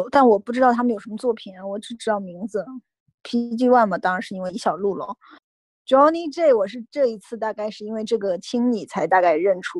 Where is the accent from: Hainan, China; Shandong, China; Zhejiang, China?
Zhejiang, China; 虽然我是个浙江人。